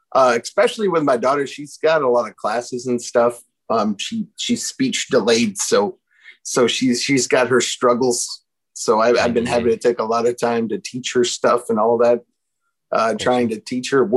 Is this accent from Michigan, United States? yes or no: yes; Michigan, United States; moved away as an adult; also born or lived in Nashville; now in San Antonio, United States; I live in Texas now. I'm originally from Michigan.